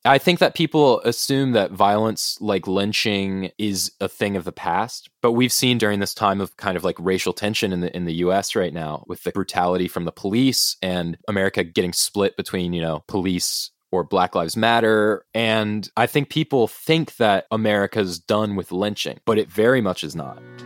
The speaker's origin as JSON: {"language": "English", "country": "United States", "said": "I'm American"}